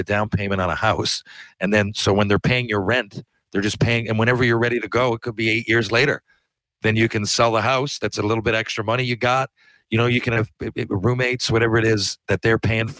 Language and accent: English; Atlantic Canada, Canada; I'm from Atlantic Canada